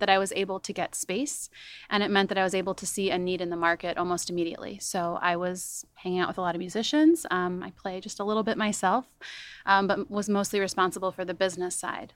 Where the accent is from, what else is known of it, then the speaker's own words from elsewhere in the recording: Chicago suburbs, Illinois, United States; also born or lived in Denver; I grew up in the Chicago suburbs